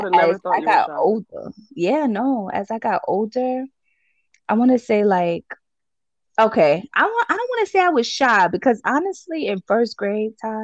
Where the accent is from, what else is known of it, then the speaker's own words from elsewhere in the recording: New York City, New York, United States; also born or lived in Brooklyn; at 7, I moved to Harlem. So I really want to consider myself a Harlem girl at heart.